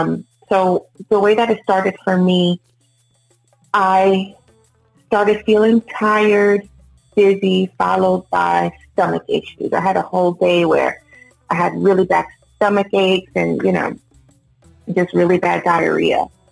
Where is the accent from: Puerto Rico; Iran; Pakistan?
Puerto Rico; also born or lived in New York, United States; I was born in Puerto Rico, raised between Puerto Rico, New York, and now I reside over here in the Tampa area.